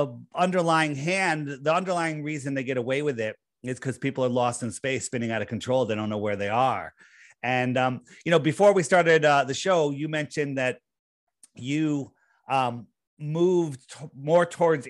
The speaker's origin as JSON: {"language": "English", "region": "East Coast", "country": "United States", "tie": "born or raised there", "said": "I grew up in the East Coast. I'm still here."}